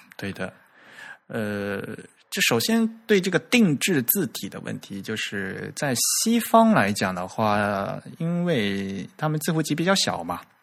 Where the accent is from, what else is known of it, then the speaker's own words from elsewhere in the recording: Fujian, China; accent: southern; 我是福建的